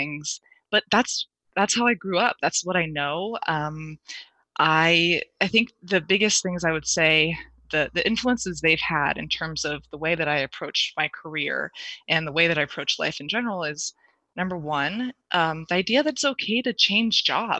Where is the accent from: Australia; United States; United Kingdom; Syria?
United States; Silicon Valley, California; growing up in Silicon Valley